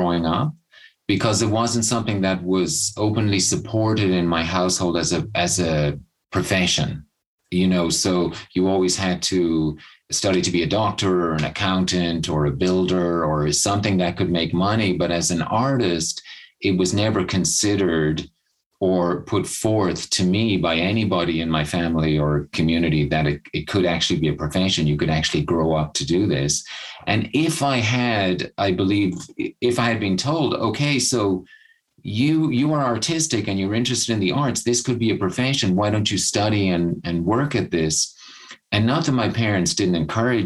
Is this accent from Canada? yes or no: no; Cork, Munster, Ireland; moved away as an adult; also born or lived in Leap, West Cork; now in United States; most of my childhood, I grew up in Cork City, and that's where my family still is